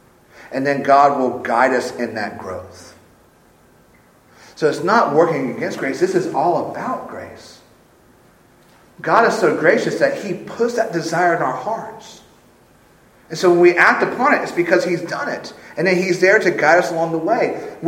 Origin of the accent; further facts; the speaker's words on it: Sumter, South Carolina, United States; for the first part of my life, I grew up in Sumter at Shaw Air Force Base. I loved my life there.